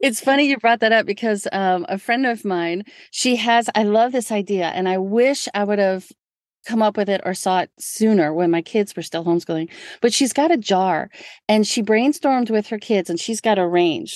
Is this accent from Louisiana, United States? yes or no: yes; New Orleans, Louisiana, United States; I'm from New Orleans